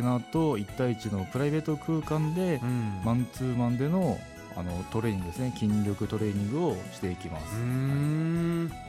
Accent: Asahikawa, Hokkaido, Japan; moved away as an adult; also born or lived in Kanagawa Prefecture; 北海道の旭川市生まれですね

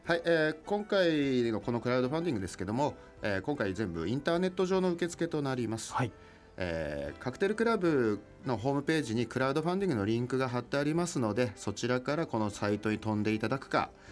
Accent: Odawara, Kanagawa, Japan; moved away as an adult; now in Utsunomiya, Japan; 出身は神奈川県の小田原市というところで

